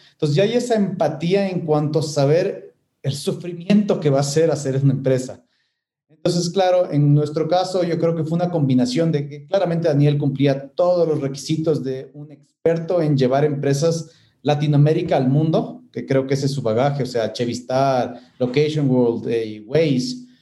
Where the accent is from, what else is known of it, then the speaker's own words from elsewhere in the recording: Ecuador; moved away as an adult; El rato que volví al Ecuador